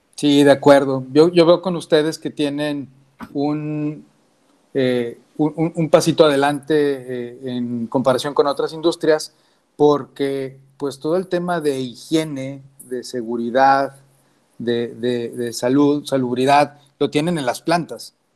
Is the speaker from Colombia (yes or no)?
no; Mexico; como mexicanos